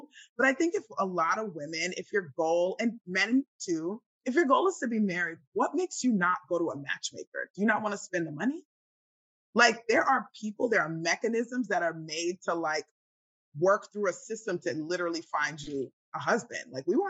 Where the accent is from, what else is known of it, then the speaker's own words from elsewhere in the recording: Nigeria; I'm Nigerian. If I really wanted to get a husband, I would get somebody to go to the village, bring me someone